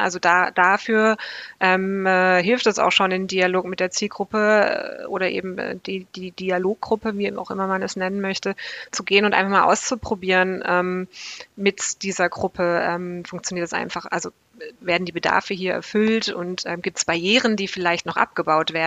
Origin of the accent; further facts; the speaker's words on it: Black Forest, Baden-Württemberg, Germany; im tiefsten Schwarzwald, wo ich aufgewachsen bin